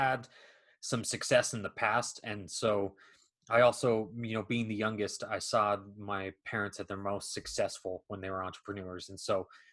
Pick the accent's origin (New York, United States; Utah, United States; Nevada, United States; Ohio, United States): Utah, United States; a suburb of Salt Lake City; also born or lived in Oxford, England; I grew up in a suburb of Salt Lake City, Utah